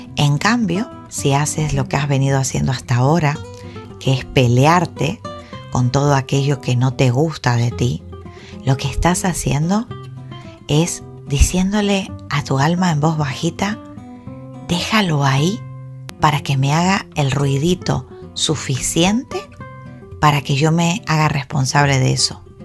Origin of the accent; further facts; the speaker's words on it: Argentina; now in Gran Canaria, Spain; yo soy argentina. Entonces, bueno, el haber nacido en Argentina me ha dotado de una serie de, cultura